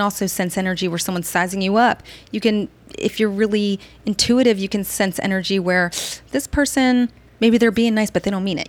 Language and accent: English; New Jersey, United States; moved away as an adult; also born or lived in Baltimore / Bangkok, Thailand; now in Washington, D.C., United States; I'm from New Jersey